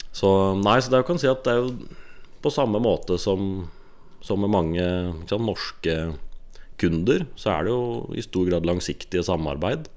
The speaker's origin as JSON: {"language": "Norwegian", "town": "Bærum", "region": "Akershus", "country": "Norway", "tie": "born or raised there", "moved": "as an adult"}